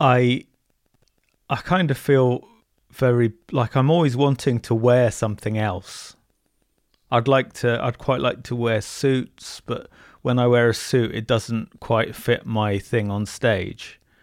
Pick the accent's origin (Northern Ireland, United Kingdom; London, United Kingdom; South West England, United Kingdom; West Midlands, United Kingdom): South West England, United Kingdom; Bournemouth; I'm from Bournemouth.